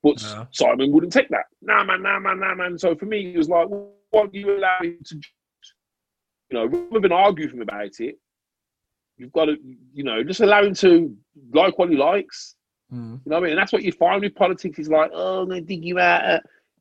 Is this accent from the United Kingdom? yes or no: yes; United Kingdom; we grew up in Britain.